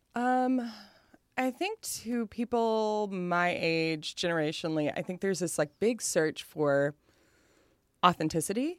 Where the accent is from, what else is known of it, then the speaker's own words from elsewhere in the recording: Appalachia, Kentucky, United States; moved away as an adult; also born or lived in Lexington, Kentucky / Cincinnati, Ohio / New York; I will always be fat and Appalachian.